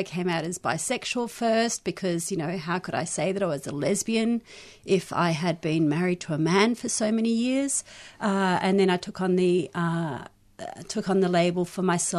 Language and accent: English; South Africa; born there; also born or lived in Israel / London, United Kingdom / Australia; Born in South Africa, lived in Israel and London and Australia and different places in Australia